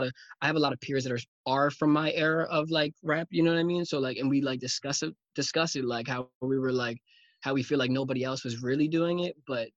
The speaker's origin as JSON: {"language": "English", "town": "Newport", "region": "Rhode Island", "country": "United States", "tie": "born or raised there", "also_born_or_lived": "Portland, Oregon", "said": "then my mom moved back home to Newport after 6 months after I was born. So, born in Portland, Oregon, but raised in Newport, Rhode Island, for sure, definitely."}